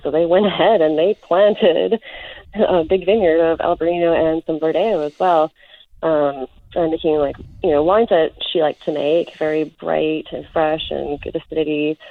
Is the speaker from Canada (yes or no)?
yes; North Vancouver, British Columbia, Canada; I was born and raised in North Vancouver